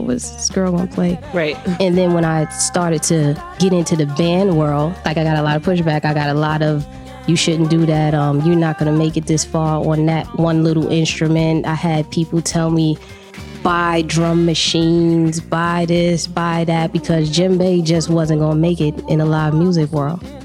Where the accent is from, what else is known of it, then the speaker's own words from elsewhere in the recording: New York City, New York, United States; I was born in New York City, in Harlem, um, born and raised